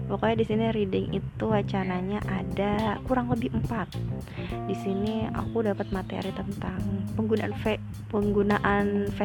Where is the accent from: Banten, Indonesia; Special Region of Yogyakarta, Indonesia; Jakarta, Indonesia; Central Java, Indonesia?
Banten, Indonesia; Tangerang; btw aku dari Tangerang itu kalian tahu dong perjalanannya naik KRL pun